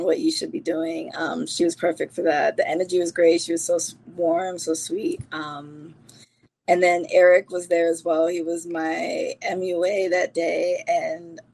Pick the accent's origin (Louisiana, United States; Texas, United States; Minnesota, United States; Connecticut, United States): Connecticut, United States; Bridgeport; also born or lived in Bronx, New York, United States / Jamaica; it was Bridgeport at this point home is home for me